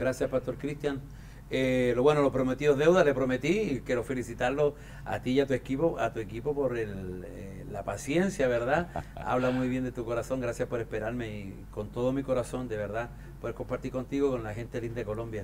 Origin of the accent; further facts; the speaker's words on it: Chile; Yo soy andino de Chile